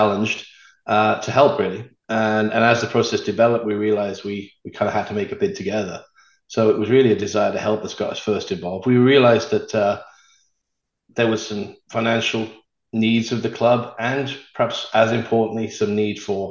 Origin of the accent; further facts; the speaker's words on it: Newport, Wales, United Kingdom; moved away as an adult; also born or lived in Europe; now in United States; I was born and raised in Newport, born in Pill, raised in Ringland